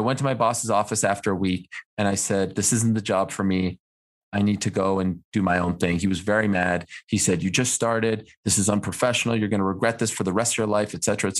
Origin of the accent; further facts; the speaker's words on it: Montreal, Quebec, Canada; moved away as an adult; also born or lived in Syracuse; where I grew up, I grew up in Montreal